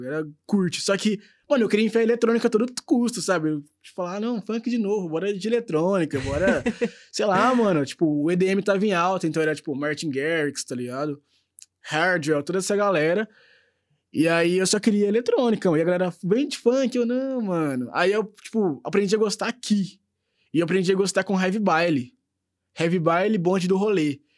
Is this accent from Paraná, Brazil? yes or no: no; Minas Gerais, Brazil; a gente que é mineiro